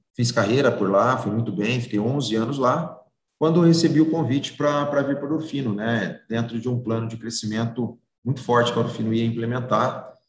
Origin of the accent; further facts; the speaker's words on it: Ribeirão Preto, São Paulo, Brazil; Eu sou que nasci aqui em Ribeirão Preto